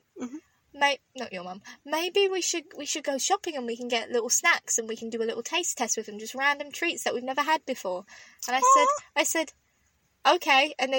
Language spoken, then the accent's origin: English; London, United Kingdom; now in Canada; I have a huge voice because I'm a Londoner. I have a huge problem where I can't say my THs